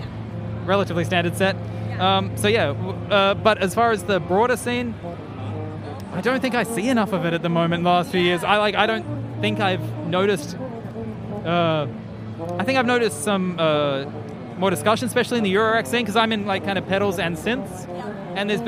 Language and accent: English; Central Queensland, Australia; I grew up on a farm and I'm from Central Queensland originally